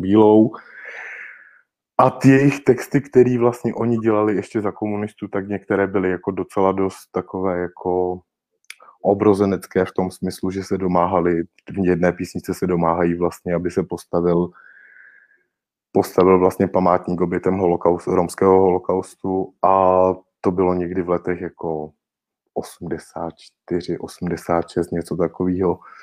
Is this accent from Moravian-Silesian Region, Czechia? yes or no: no; Rokycany, Plzeň Region, Czechia; moved away as an adult; now in Prague, Czech Republic; protože já v Rokycanech nežiji již od svých osmnácti let a osmnáct let vlastně bydlím v Praze kontinuálně